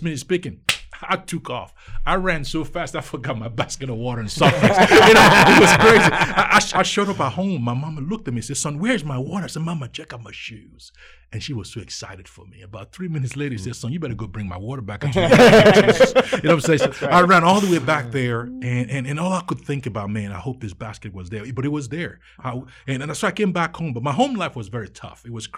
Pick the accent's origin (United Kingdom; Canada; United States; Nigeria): Nigeria; See, I grew up in Nigeria.